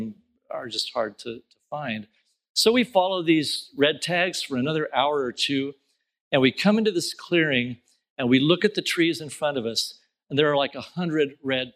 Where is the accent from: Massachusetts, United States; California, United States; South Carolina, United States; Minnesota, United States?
California, United States; Southern; I grew up in Southern California in the country, small town in the country